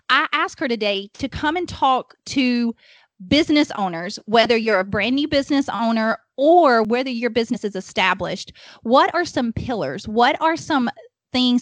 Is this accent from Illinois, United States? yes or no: no; Alabama, United States; accent: Alabama; now in Huntsville, United States; we're in Alabama, if my accent does not already give that away